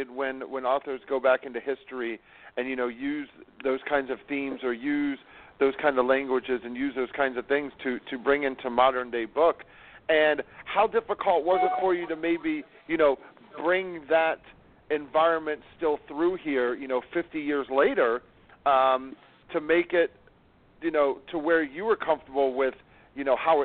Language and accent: English; California, United States; I'm from California.